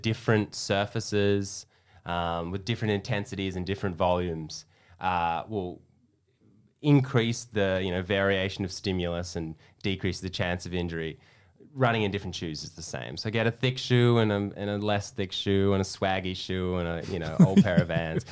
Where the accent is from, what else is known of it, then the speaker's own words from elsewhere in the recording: Perth, Western Australia, Australia; also born or lived in Melbourne, Australia / Texas, United States; now in Sydney, Australia; I'm from Perth